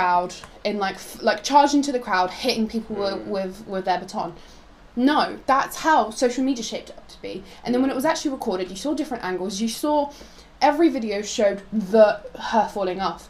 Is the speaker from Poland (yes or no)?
yes; Poland; moved away; I'm from Poland, like we previously established. I'm from Poland